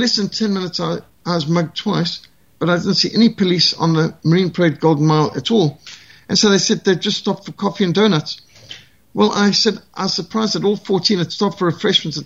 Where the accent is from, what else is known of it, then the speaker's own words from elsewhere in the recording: South Africa; I'm South African